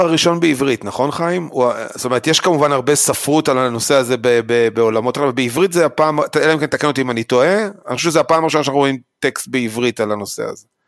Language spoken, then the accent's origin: Hebrew; Israel; אני כישראלי